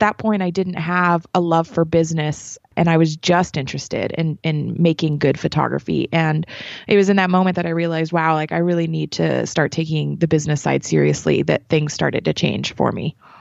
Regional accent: New Mexico, United States; moved away as an adult; now in Las Vegas, United States; I'm originally from New Mexico

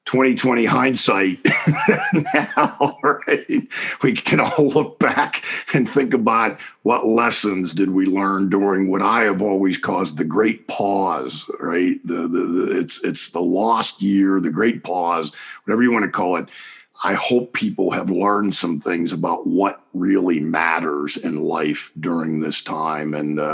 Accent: Pittsburgh, Pennsylvania, United States; I am originally from Pittsburgh, Pennsylvania. Grew up just outside the city limits in Penn Hills. It's an area mostly known for producing a lot of great football players more than anything.

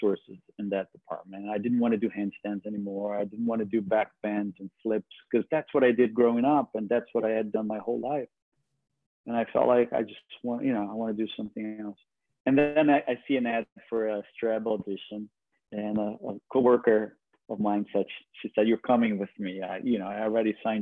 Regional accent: Brazil; English is a second language; moved away as an adult; now in New York, United States; I was born and raised in Brazil, and I moved to New York when I was 24 in the late 90s.

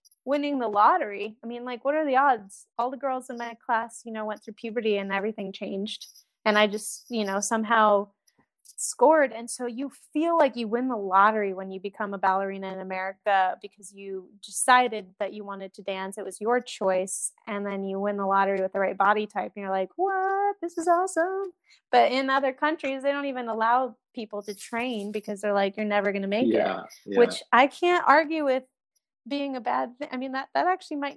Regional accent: United States

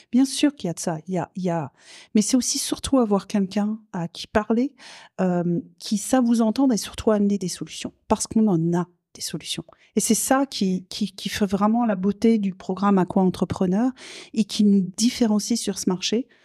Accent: south of France, France; now in Quebec, Canada; Je, je, viens du sud de la France, vous l'entendez à mon accent très gaspésien

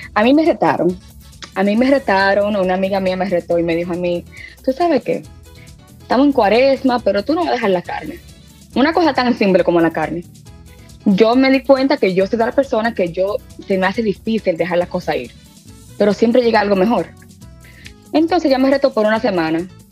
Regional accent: Reading, Pennsylvania, United States; also born or lived in New York; yo estoy nacida y criada en Reading, Pensilvania

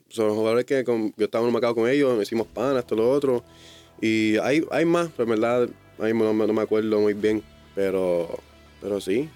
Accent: United States; moved away as an adult; now in Puerto Rico; Yo soy, yo soy gringo

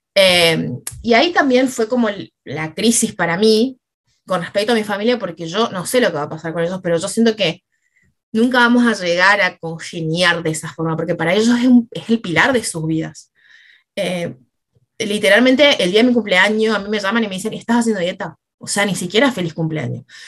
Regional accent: Misiones, Argentina; moved away as an adult; now in Rosario, Argentina; yo ya vivía acá en Rosario, me había venido a estudiar, yo soy de Misiones

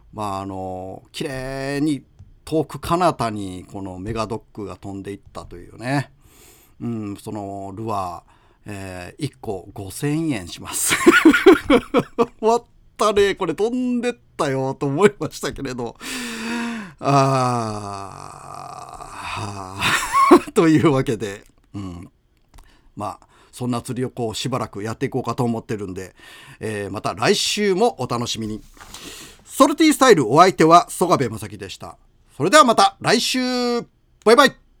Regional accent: Aki, Kochi, Japan; now in Imabari, Japan; 僕のふるさと、高知県、安芸市

